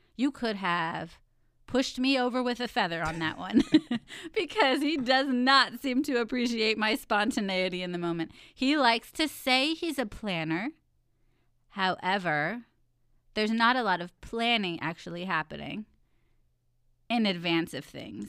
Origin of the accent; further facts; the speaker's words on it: Texas, United States; I was born in Texas where it's hot